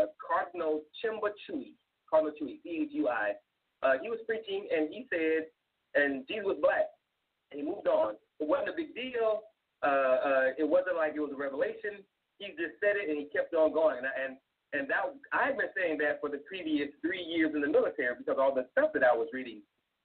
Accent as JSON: {"language": "English", "region": "South Carolina", "country": "United States", "tie": "born or raised there", "moved": "as an adult", "said": "I was born in South Carolina"}